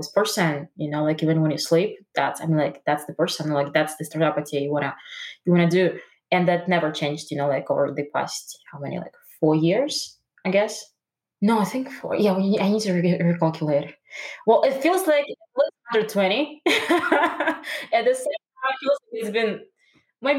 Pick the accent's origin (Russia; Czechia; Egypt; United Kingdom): Russia; moved away; I'm originally from Russia